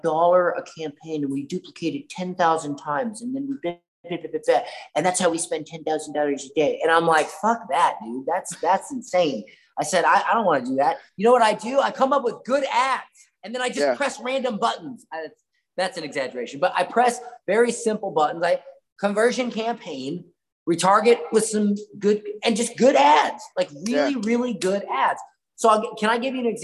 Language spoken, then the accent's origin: English; Florida, United States; I'm from Florida